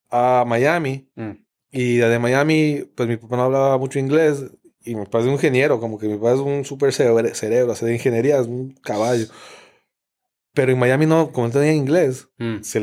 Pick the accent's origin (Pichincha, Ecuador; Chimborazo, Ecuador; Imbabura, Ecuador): Pichincha, Ecuador; Quito; Yo soy de Quito, exacto. es una ciudad grande, grande